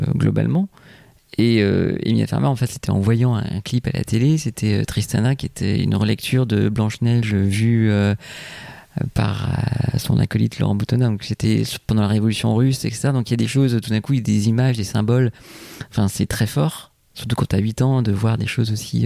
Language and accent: French; Martinique; moved away; je me suis inspiré un peu de mon enfance en Martinique